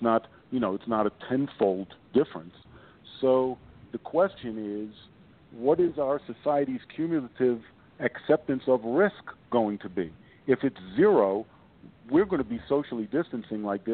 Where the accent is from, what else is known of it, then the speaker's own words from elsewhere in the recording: New York, United States; now in Utah, United States; I live in Utah, and I'm from New York